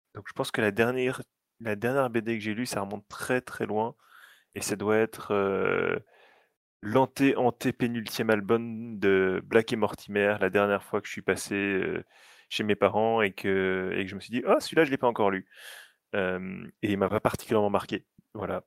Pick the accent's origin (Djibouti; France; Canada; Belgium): Belgium; je suis belge